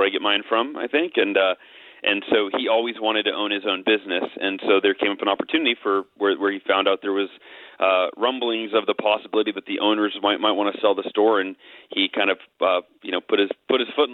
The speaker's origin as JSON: {"language": "English", "town": "Oakhurst", "region": "California", "country": "United States", "tie": "born or raised there", "also_born_or_lived": "Camarillo, California", "moved": "yes", "lives_now": "Austin, United States", "said": "we moved up to the mountains, up to Oakhurst, California, Northern California, up near Yosemite National Park, and that's where I grew up"}